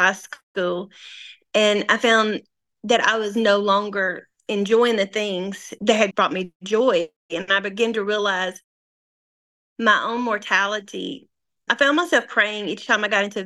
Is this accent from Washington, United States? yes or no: no; North Mississippi, United States; also born or lived in North Little Rock, Arkansas; now in Harrison, United States; I was born and raised in North Mississippi